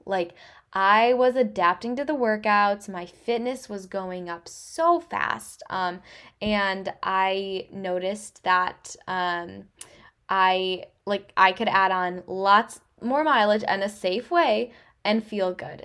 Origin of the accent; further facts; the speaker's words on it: Traverse City, Michigan, United States; I was born and raised in Traverse City, so it is just home to me